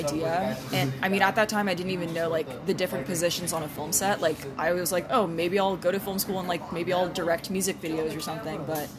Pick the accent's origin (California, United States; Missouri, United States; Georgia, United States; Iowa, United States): California, United States; The Bay Area.